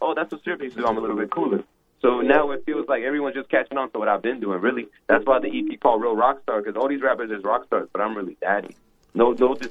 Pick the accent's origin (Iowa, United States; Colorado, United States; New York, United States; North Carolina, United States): New York, United States; New York City; I'm from Brooklyn